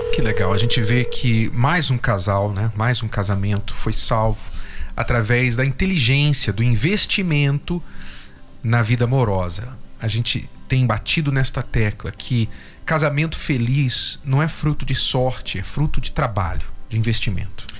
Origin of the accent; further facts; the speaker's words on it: Jundiaí, São Paulo, Brazil; Sou de Jundiaí